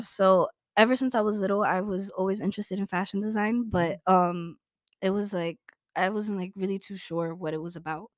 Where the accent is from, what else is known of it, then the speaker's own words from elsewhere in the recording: New York City, New York, United States; Born and raised in Brooklyn